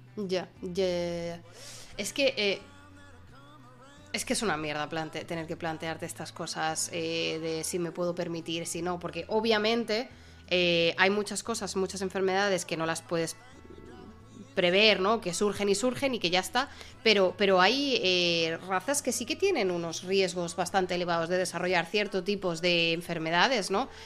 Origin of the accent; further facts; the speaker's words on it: Spain; moved away as an adult; en mi familia había, teníamos perrete en España